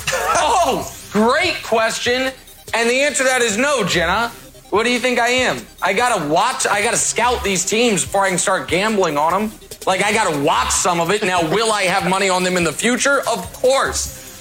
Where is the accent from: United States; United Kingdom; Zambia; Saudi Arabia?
United States; Kansas City, Missouri; I'm from Kansas City, Missouri.